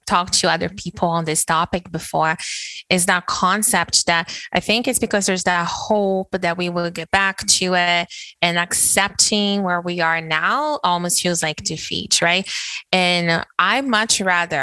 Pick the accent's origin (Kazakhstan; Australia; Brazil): Brazil; moved away as an adult; being born and raised in Brazil